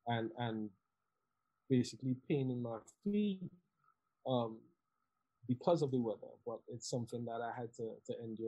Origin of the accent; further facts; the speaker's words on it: Southampton, South East England, United Kingdom; I came from Southampton, which the weather wasn't that bad to, you know, the extreme of the Northeast.